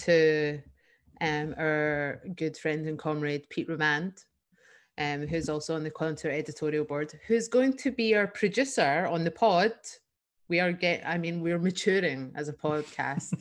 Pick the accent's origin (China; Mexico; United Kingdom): United Kingdom; Scotland; as Scottish people.